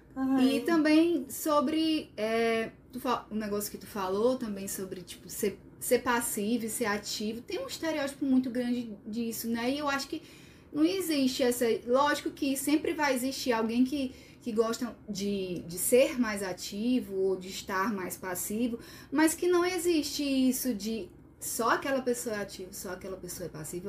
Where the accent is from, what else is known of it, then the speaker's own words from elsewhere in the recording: Sobral, Ceará, Brazil; sou de Sobral, né, do interior